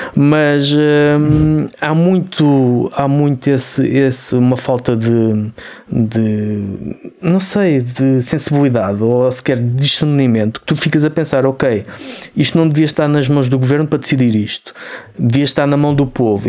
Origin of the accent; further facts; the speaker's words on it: Portugal; nós, nós somos portugueses